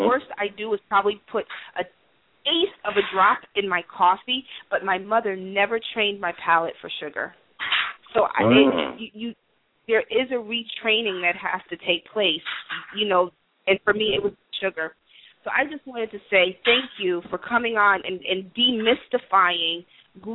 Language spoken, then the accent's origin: English; New York City, New York, United States; I grew up in Greenwich Village in the city